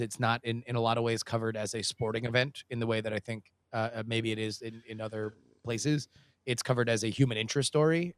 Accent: United States; being an American

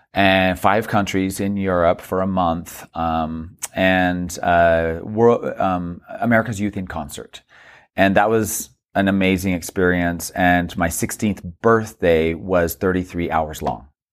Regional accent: Mesa, Arizona, United States; moved away as an adult; now in New York, United States; I was raised in Mesa, Arizona, and there were ten kids.

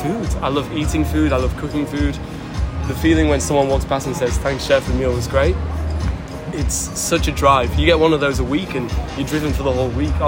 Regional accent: Leeds, Yorkshire and the Humber, United Kingdom; moved away as an adult; now in Australia; I'm from Leeds, in the north of England.

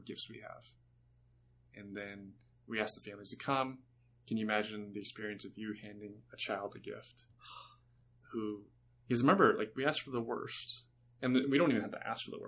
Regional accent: Canada; We're all Canadian

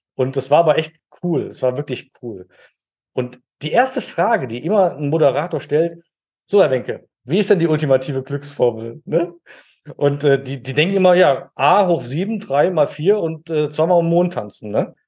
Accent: Germany; now in Dormagen, Germany; ich bin in der Eifel groß geworden

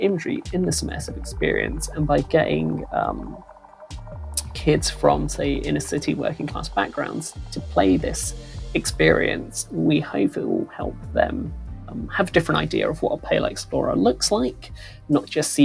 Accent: Reading, South East England, United Kingdom; growing up in Reading, I had a very sort of diverse cohort of friends from all over the world

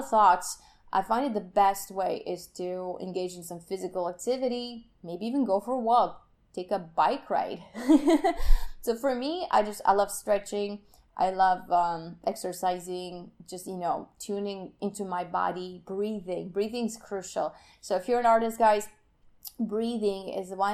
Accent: Kyiv, Ukraine; moved away; I'm from Ukraine, Kiev

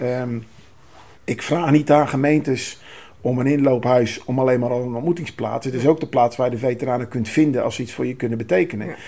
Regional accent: Netherlands; wij eh, als Nederlanders

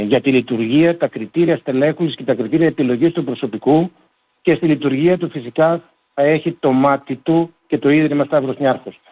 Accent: Thrace, Greece; Όλοι είμαστε Θρακιώτες.

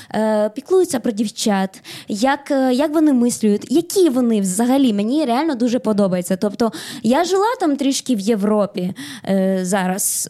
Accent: Bolivia; now in Ukraine; ну я родилась не в Україні, я в Болівії. Я із Болівії.

